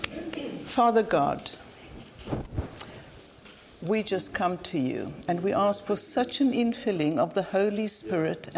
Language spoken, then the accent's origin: English; Cape Town, Western Cape, South Africa; moved away as an adult; now in Cambridge, United Kingdom; I come from Cape Town, based in Cambridge now, but from Cape Town